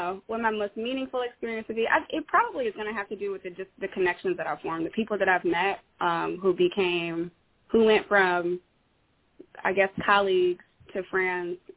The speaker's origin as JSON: {"language": "English", "town": "Detroit", "region": "Michigan", "country": "United States", "moved": "yes", "lives_now": "Bellevue, United States", "said": "I'm originally from Detroit"}